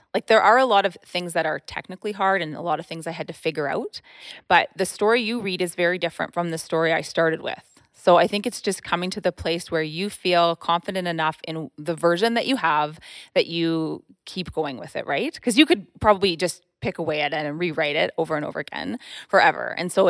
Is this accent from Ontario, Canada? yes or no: yes; Ontario, Canada; born there; also born or lived in Quebec / New Brunswick / Alberta; So I was born in Ontario, and then I lived in Ontario, Quebec, New Brunswick, and then Alberta.